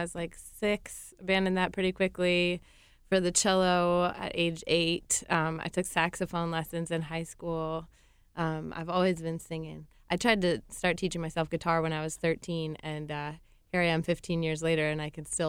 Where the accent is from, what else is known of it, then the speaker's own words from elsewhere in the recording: Long Island, New York, United States; now in Asheville, United States; I grew up on Long Island, just in the suburbs of New York City.